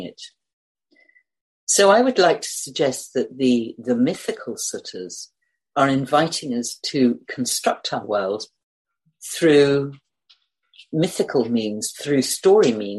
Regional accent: United Kingdom; I'm British

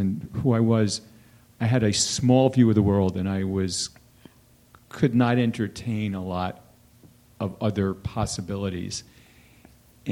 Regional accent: East Coast, United States; moved away; this Saturday is my high school, I'm from the East Coast, we're having a West Coast and East Coast reunion

